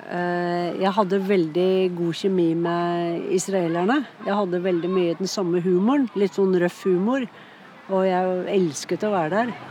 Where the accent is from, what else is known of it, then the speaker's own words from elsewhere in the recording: Oslo, Norway; born there; also born or lived in Bærum / Sweden / Scotland / United States; Jeg er mye fra Østlandet. da. Jeg er født i Oslo, men så har jeg bodd mye i Bærum.